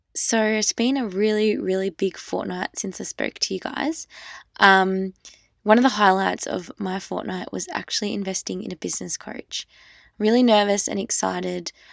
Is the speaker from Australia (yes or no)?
yes; Australia; I'm just an Australian girl